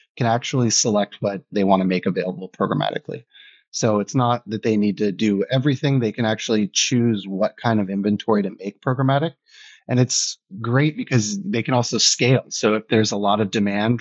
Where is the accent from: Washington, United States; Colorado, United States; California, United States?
California, United States; San Diego; moved away as an adult; also born or lived in Germany / London / New York; I grew up in San Diego, so I'm American